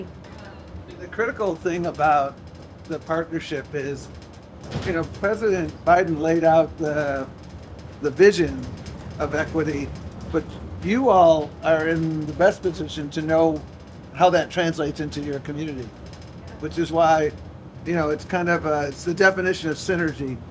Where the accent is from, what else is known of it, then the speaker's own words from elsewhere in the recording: Buffalo, New York, United States; moved away; I grew up in Buffalo, New York